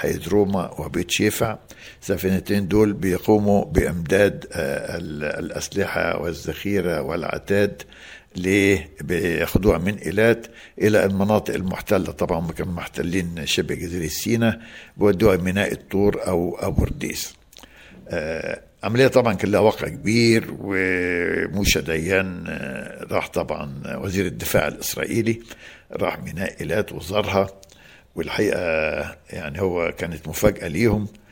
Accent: Tanta, Gharbia, Egypt; now in Alexandria, Egypt; انا يعني مولود في طنطا يعني خدت ابتدائي في طنطا

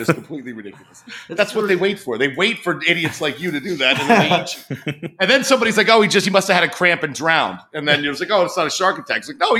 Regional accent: New Jersey, United States; moved away as an adult; But growing up in New Jersey, we used to go down the shore.

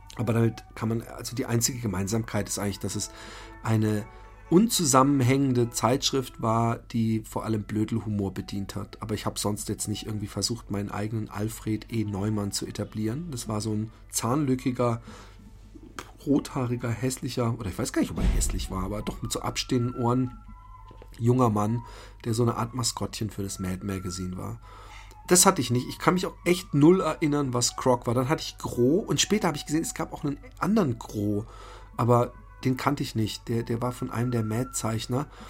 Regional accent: Waldbronn, Baden-Württemberg, Germany; Ich bin in Waldbronn-Busenbach aufgewachsen bin aber aufs Bismarck-Gymnasium in Karlsruhe gefahren

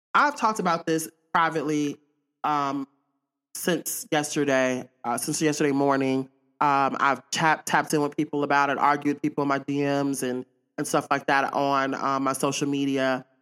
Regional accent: Pearl, Mississippi, United States; I'm from Jackson, Miss, I'm from Pearl, Mississippi, to be exact

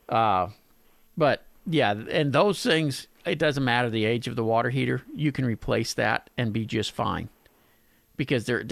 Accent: Pasadena, United States; my hometown of Pasadena

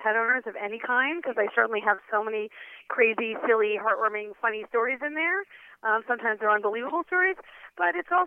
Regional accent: New York City, New York, United States; I grew up in New York City on the eighth story of a high-rise building on the Upper East Side

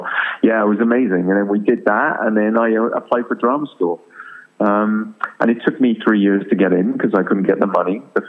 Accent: Wales, United Kingdom; I'm from Wales originally, and, you know, I'm a Welsh speaker and went to Welsh school

